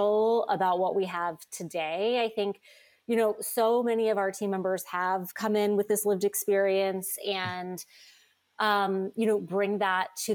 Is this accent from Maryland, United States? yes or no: no; North Carolina, United States; now in New York, United States; I grew up in North Carolina